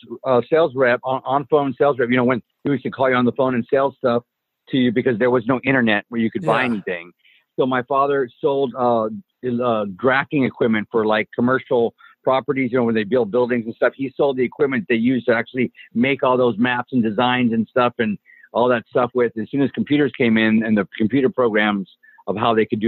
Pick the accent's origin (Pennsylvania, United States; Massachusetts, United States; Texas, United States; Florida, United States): Texas, United States; Helotes; I grew up in a small town in Texas, Helotes, Texas